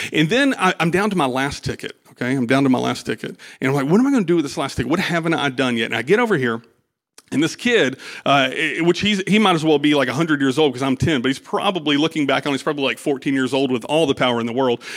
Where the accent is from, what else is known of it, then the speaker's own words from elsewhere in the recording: United States; I'm an American